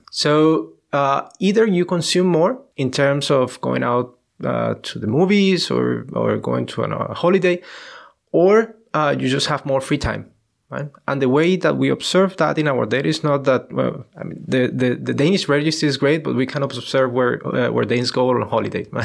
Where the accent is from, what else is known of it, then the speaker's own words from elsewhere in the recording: Colombia; moved away; I'm from Colombia